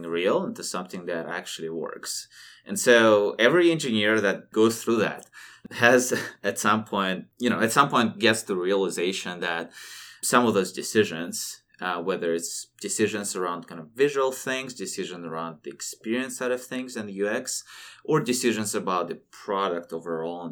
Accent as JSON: {"language": "English", "region": "Siberia", "country": "Russia", "tie": "born or raised there", "said": "born and raised in Siberia"}